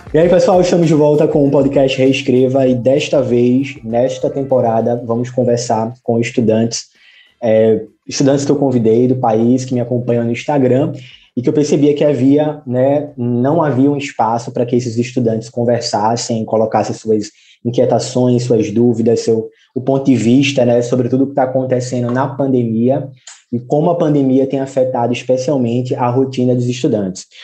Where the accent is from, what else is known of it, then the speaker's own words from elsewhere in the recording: Camaragibe, Pernambuco, Brazil; now in Recife, Brazil; eu nasci em Recife, mas os meus pais eram de Camaragibe, João. E aí é, eu vivi em Camaragibe até os 16 anos